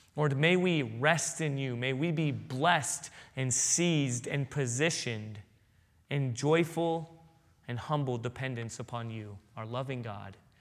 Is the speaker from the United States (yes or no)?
yes; San Diego, California, United States; moved away; I grew up in San Diego